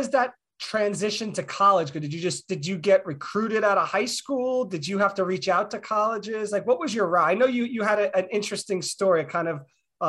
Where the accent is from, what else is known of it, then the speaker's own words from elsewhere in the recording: New York City, New York, United States; Axel and I grew up in New York City